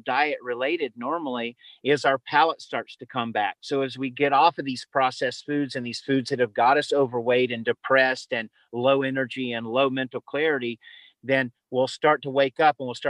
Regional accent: the South, United States; I was raised in the South

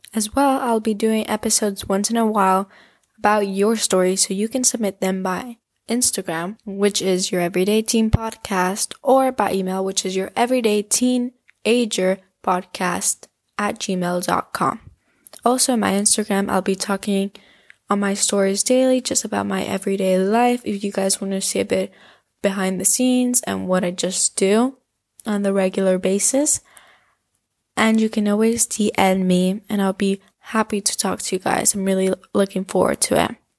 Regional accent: Spain; I come from Spain

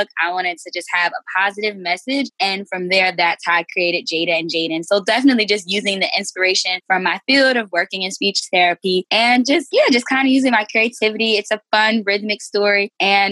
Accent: New Jersey, United States; also born or lived in Washington / Massachusetts / Maryland; I'm from Jersey, grew up, born and raised here.

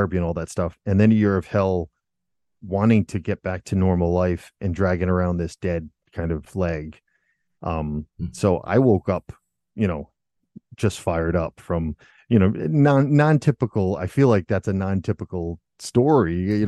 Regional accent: Rhode Island, United States; born or raised there; moved away as an adult; now in Germany

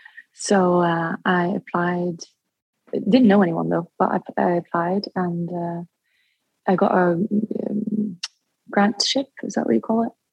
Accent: Dubai, United Arab Emirates; I've always, because I was born in Dubai, and so I went to an international school, but it was a British school.

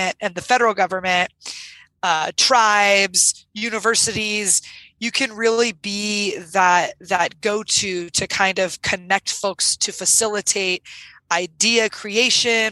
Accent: Sierra Nevada mountains of California, United States; I grew up in the Sierra Nevada mountains of California

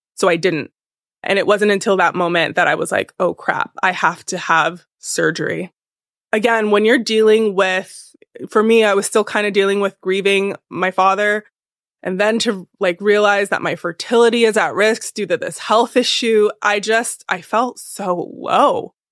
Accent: California, United States; now in New York, United States; I'm from California originally

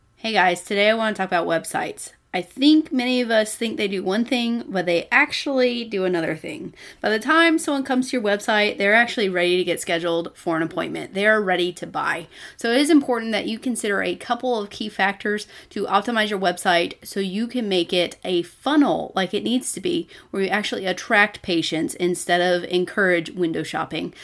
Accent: Texas, United States; I'm from Texas, that's what we do, we eat Mexican and barbecue food

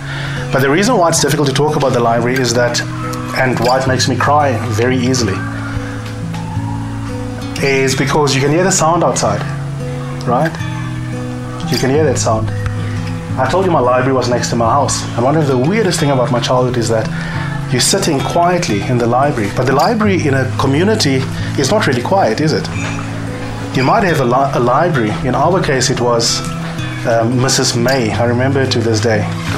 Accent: Eastern Cape, South Africa; The Eastern Cape is the boxing province of this country. So I'm from the Eastern Cape, and I grew up in a family

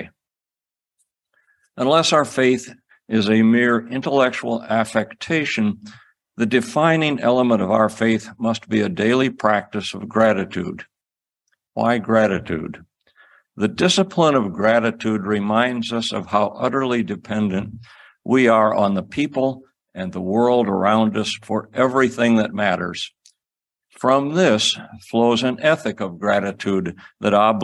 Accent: Cedar Rapids, Iowa, United States; I grew up in Cedar Rapids, Iowa, about 15 miles away from the farm that my mother had grown up on

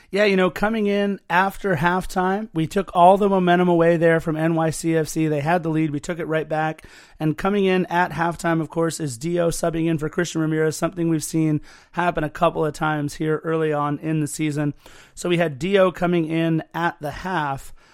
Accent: Torrance, California, United States; also born or lived in West Los Angeles / Lawndale; I was born in West L A, grew up in Torrance

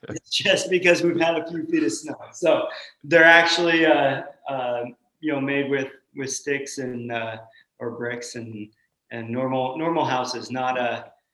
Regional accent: Nikiski, Alaska, United States; also born or lived in Colorado; I grew up in Alaska, moved when I was two from Colorado, and been in the Kenai, Nikiski area most of my life.

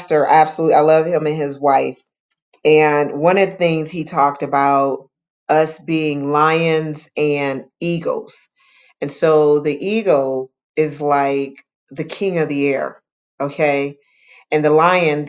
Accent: Detroit, Michigan, United States; I grew up in Detroit, and I was in a neighborhood that had two gangs in it

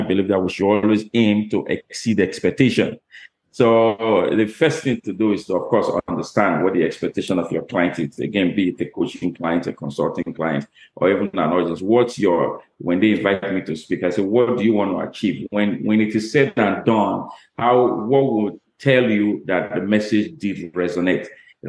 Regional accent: Bahamas; now in Canada; that's interesting you say I'm living my dream in Canada because I'm from Bahamas.

